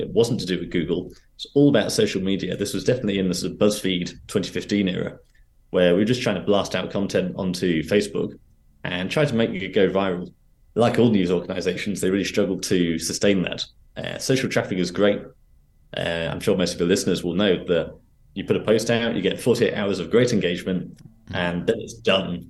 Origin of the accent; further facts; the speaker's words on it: Reading, South East England, United Kingdom; moved away as an adult; also born or lived in London; I was back in my hometown in Reading